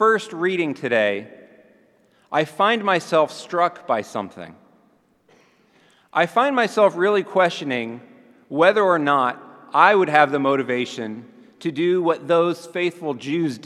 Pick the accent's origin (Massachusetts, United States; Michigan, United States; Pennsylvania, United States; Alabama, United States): Alabama, United States; Montgomery; Montgomery, Alabama, my hometown